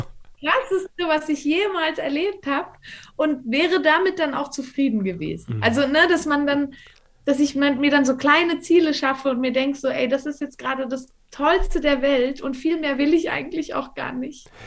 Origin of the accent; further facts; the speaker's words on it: Valais, Switzerland; also ich bin hier im Wallis aufgewachsen, ich bin jetzt auch gerade hier, ähm, wohne hier auch immer noch.